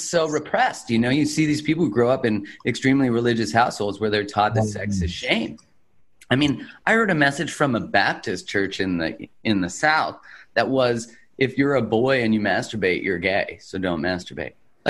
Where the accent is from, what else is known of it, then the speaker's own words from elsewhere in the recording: Calgary, Alberta, Canada; In Calgary, in Canada.